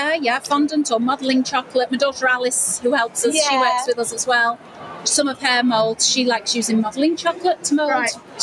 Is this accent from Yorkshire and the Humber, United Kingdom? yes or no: no; Wirral, North West England, United Kingdom; You can probably tell by my accent, we're from near Liverpool. If I say the Wirral, nobody's ever heard of it. So I say near Liverpool.